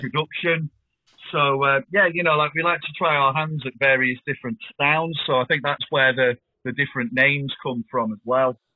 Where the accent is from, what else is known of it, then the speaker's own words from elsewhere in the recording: Blackpool, North West England, United Kingdom; moved away as an adult; now in Chester, United Kingdom; I'm from Blackpool originally